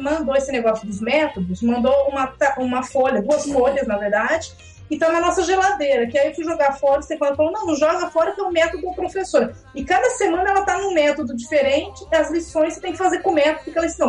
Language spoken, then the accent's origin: Portuguese; Brazil; first language Portuguese; moved away; eu sou brasileira, que eu não sou daqui